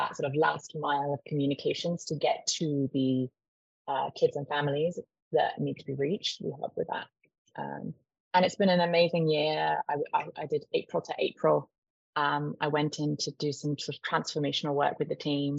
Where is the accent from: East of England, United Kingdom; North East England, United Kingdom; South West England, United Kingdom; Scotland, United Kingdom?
South West England, United Kingdom; Cornwall; also born or lived in Texas; I'm from Cornwall, where you just don't make a living if you don't work in hospitality